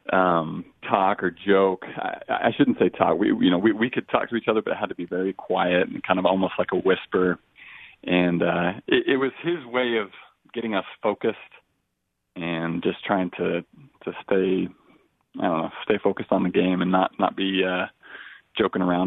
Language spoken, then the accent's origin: English; Boise, Idaho, United States; we're from Boise, Idaho